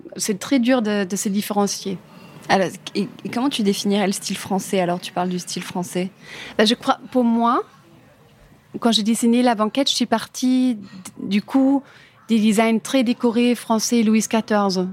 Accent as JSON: {"language": "French", "country": "Germany", "tie": "born or raised there", "second_language": "French", "moved": "as an adult", "lives_now": "Paris, France", "said": "En Allemagne"}